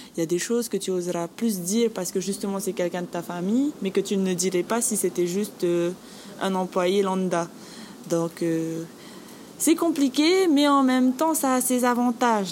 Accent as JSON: {"language": "French", "town": "Bora Bora", "region": "Leeward Islands", "country": "French Polynesia", "tie": "born or raised there", "moved": "yes", "said": "Je suis originaire de Bora Bora et je travaille ici"}